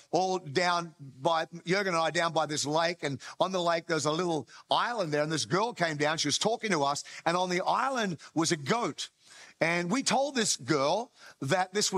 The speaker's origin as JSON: {"language": "English", "country": "Australia", "tie": "born or raised there", "said": "by birth, I am Australian"}